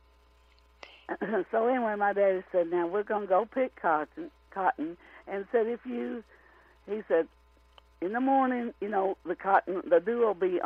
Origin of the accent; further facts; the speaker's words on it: Rector, Arkansas, United States; my hometown of Rector, Arkansas